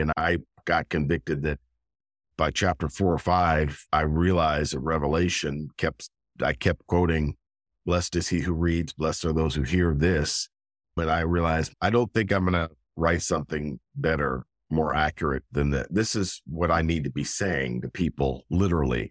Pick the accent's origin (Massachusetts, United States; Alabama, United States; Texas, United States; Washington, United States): Washington, United States; Gig Harbor; moved away as an adult; also born or lived in Tacoma, Washington / Los Angeles; now in Pittsburgh, United States; born and raised in Gig Harbor, Washington, a small town